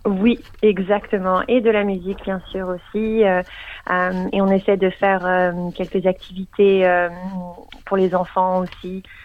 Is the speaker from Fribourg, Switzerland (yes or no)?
no; Geneva, Switzerland; now in Melbourne, Australia; je viens de Genève, donc je parle français.